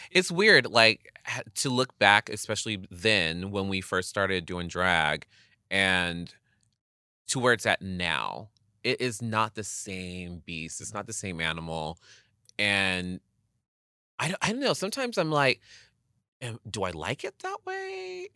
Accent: Inland Empire, California, United States; growing up in the Inland Empire, like, Palm Springs is just twenty down, twenty minutes down the street from me

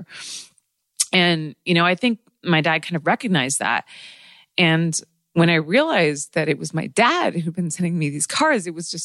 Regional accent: United States; growing up with parents who are not from here and growing up in America

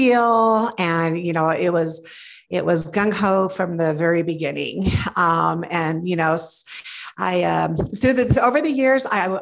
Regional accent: Torrance, California, United States; moved away as an adult; now in Denver, United States; I grew up in Torrance, California

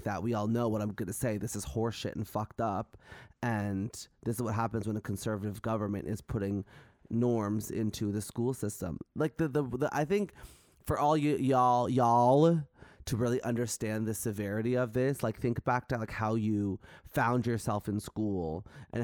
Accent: Canada; I love being Canadian.

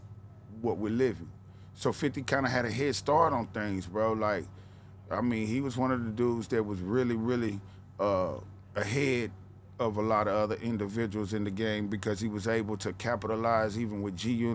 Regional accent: Nashville, Tennessee, United States; accent: Southern tone; also born or lived in West Coast; I come from Nashville, Cadsville, I come from the ghetto, I come from nothing

